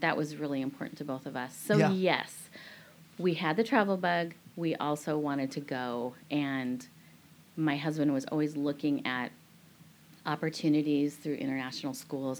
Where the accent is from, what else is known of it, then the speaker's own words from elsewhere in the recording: Bothell, Washington, United States; moved away as an adult; also born or lived in Nepal / Tunisia / Singapore; I grew up on the same street my whole entire life. Um, I grew up in Bothell, Washington